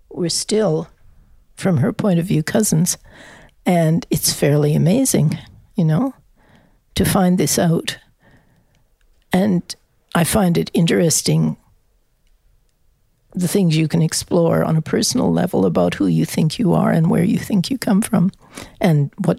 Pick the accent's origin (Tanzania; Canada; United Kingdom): Canada; moved away; also born or lived in France / Australia; And I'm a Canadian.